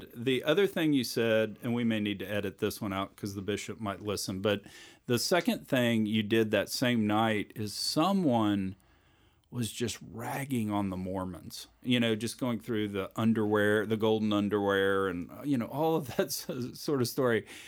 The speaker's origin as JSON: {"language": "English", "town": "Richmond", "region": "Texas", "country": "United States", "tie": "born or raised there", "moved": "as an adult", "lives_now": "Houston, United States", "said": "I grew up out in Richmond"}